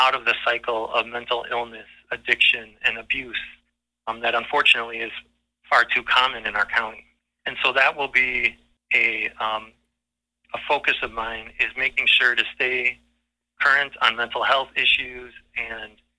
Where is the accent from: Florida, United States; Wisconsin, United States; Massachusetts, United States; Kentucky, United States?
Wisconsin, United States; Waukesha; now in Greenwood, United States; I grew up in Waukesha